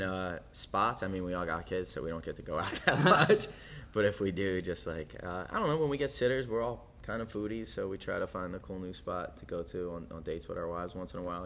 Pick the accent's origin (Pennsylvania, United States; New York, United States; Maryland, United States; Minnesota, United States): Pennsylvania, United States; Philadelphia; moved away as an adult; now in Portland, United States; I grew up in Philly, and you know, moved out here ten years ago